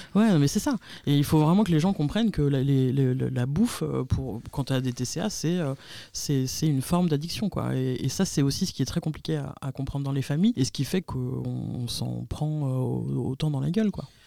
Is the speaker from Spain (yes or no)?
yes; Spain; je suis espagnole